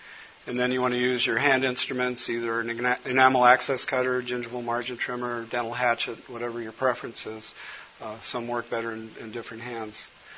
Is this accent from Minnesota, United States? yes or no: yes; Minnesota, United States; I'm from Minnesota, and I just got over a cold, so if my voice gets a little cloudy, Les will agree with me.